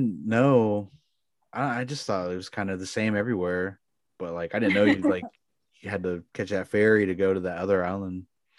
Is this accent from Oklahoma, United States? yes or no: yes; Pawnee, Oklahoma, United States; I'm from Pawnee